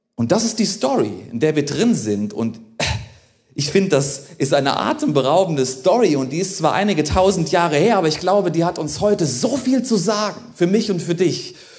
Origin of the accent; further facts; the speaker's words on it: Germany; auch für uns als Deutsche